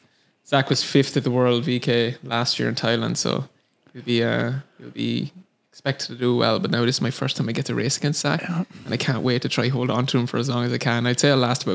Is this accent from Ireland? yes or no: yes; southeast Ireland, Ireland; accent: Irish; moved away as an adult; now in San Francisco, United States; I'm from Ireland